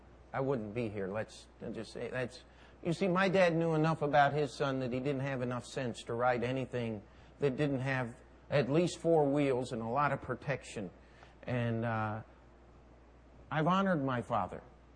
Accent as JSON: {"language": "English", "region": "New York", "country": "United States", "said": "I'm a New Yorker. I do what I want to do, where I want to do it, when I want to do it. Understand? I'm working on my Brooklyn accent."}